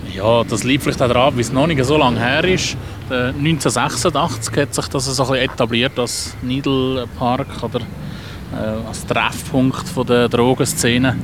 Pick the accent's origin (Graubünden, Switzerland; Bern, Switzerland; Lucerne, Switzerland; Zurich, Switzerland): Zurich, Switzerland; also born or lived in Adliswil; Ich bin halt einfach schon ein Stadtkind